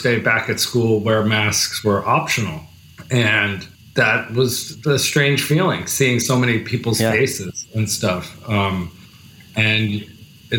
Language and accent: English; New Jersey, United States; now in New York City, United States; I'm from New Jersey originally